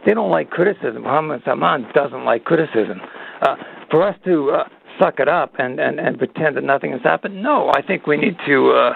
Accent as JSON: {"language": "English", "country": "Canada", "said": "as a Canadian"}